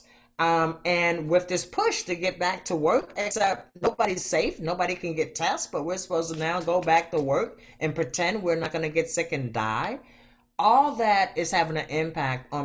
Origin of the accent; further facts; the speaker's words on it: Baltimore, Maryland, United States; now in Portland, United States; I was born in Baltimore